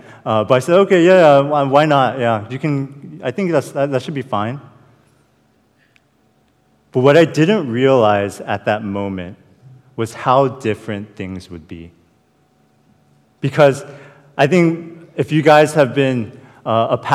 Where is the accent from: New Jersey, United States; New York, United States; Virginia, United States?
Virginia, United States; Falls Church; I was born and raised in Falls Church